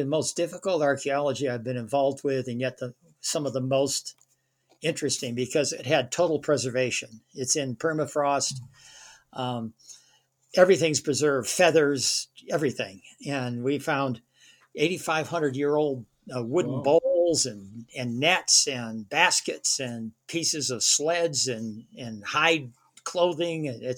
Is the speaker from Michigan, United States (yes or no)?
yes; Michigan, United States; now in Colorado, United States; I grew up in Michigan.